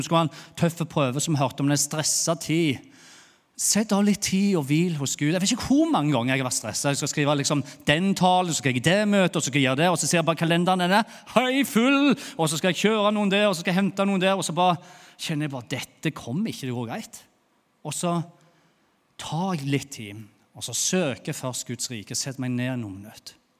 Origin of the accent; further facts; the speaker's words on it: Bryne, Rogaland, Norway; accent: Jærsk; moved away as an adult; now in Lyngdal, Norway; jeg er jo fra Bryne, har bodd i Lyngdal i åtte åtte år. Tenk, åtte år her i Lyngdal, og så snakker jeg ennå jærsk.